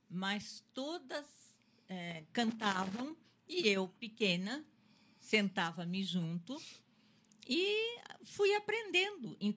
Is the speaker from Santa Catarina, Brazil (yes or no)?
yes; Santa Catarina, Brazil; Eu sou catarinense.